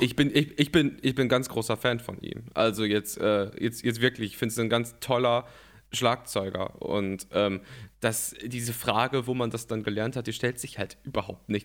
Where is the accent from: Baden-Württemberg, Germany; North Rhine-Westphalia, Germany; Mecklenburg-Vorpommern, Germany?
North Rhine-Westphalia, Germany; ich komme aus Nordrhein-Westfalen, so viel, mhm. so viel sage ich mal, und ähm, lebe in Köln. Ja, lebe in Köln okay. und bin nicht, nicht weit weg von hier aufgewachsen